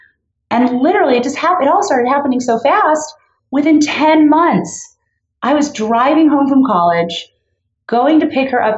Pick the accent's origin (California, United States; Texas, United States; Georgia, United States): California, United States; Los Angeles; I grew up in Los Angeles in Canoga Park, you know, just a little like a modest area.